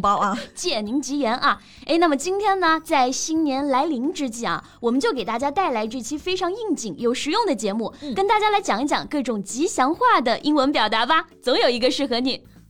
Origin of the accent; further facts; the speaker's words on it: China; 我们中国人